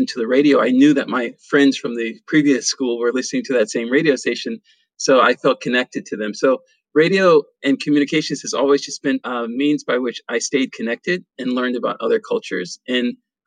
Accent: Washington, District of Columbia, United States; also born or lived in Pennsylvania; I'm originally from Washington, D.C., born and raised in Chocolate City

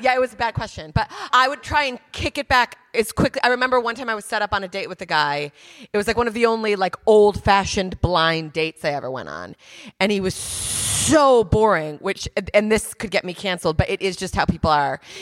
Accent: United States; moved away; also born or lived in New York; As an American

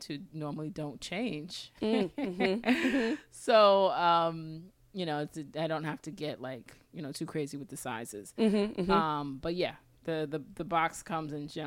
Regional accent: Florida, United States; I'm from Florida

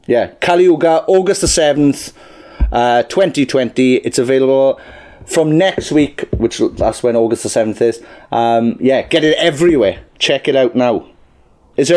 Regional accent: South Wales, United Kingdom; We're from original South Wales

